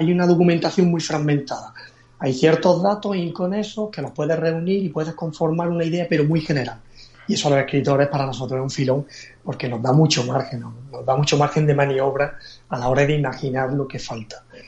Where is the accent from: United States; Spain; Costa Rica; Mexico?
Spain; Granada, Andalusia; moved away as an adult; now in Málaga, Spain; yo soy un granadino que vive en Málaga desde hace ya más de 15 años